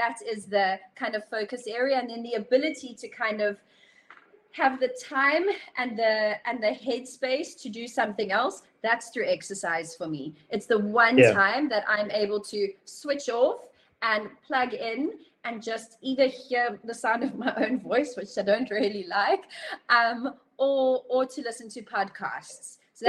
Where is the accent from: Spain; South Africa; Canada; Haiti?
South Africa; You think, okay, it's Europe, we're South African, like, hello, guten Tag kind of thing.